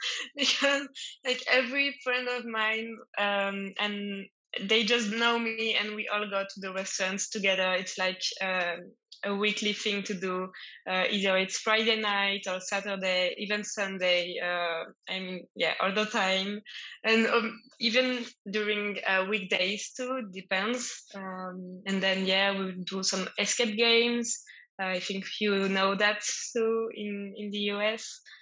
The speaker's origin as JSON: {"language": "English", "town": "Paris", "region": "Île-de-France", "country": "France", "second_language": "English", "said": "Yeah, like, I come from Paris, you know."}